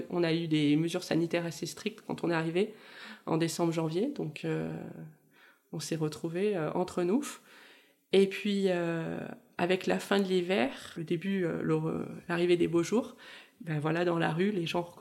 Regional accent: southern France, France; now in Canada; On vient aussi du sud de la France, donc forcément on a l'habitude de vivre aussi euh, en extérieur.

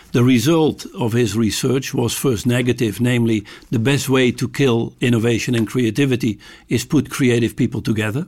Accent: Amsterdam, North Holland, Netherlands; I'm from Amsterdam

